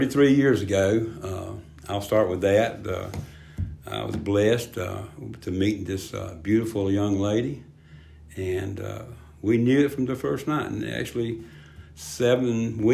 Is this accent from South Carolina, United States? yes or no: yes; Spartanburg, South Carolina, United States; I grew up in Spartanburg